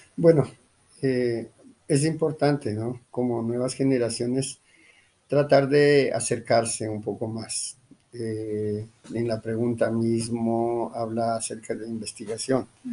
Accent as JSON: {"language": "Spanish", "region": "Imbabura", "country": "Ecuador", "moved": "yes", "lives_now": "Colombia", "said": "Nosotros como quichuas otavalos, pues eh, sí, somos originarios de Ecuador."}